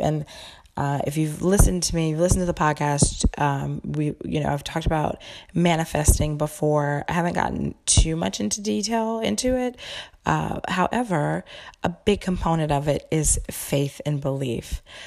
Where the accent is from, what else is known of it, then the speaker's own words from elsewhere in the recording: the South, United States; I'm from the South